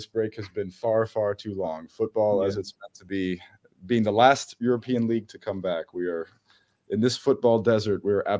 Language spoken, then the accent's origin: English; Germany; English is a second language; I am a German Nationalmannschaft enthusiast, as a German citizen, as a yes, I am half American. But if the U.S. is playing Germany, it's no question. This is my heimat. This is my fatherland.